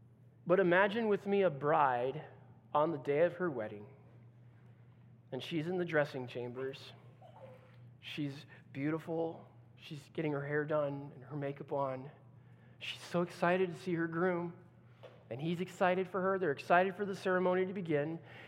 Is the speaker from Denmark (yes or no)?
no; Brazil; now in Netherlands; I remember growing up in Brazil, and as a missionary kid